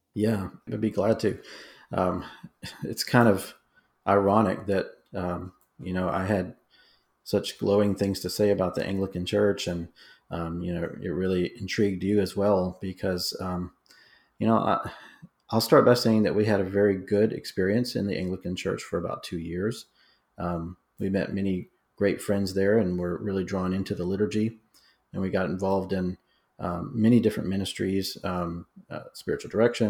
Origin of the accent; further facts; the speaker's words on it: New Orleans, Louisiana, United States; I grew up in the Southern Baptist Church in a suburb of New Orleans, Louisiana